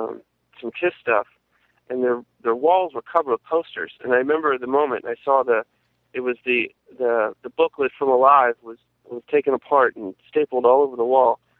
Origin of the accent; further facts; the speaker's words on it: Dayton, Ohio, United States; moved away as an adult; also born or lived in New York City; I grew up in Dayton, Ohio, and that's where I started my first bands, and I lived there from, you know, I was born and then born there, raised there, and then I moved to New York City in 1999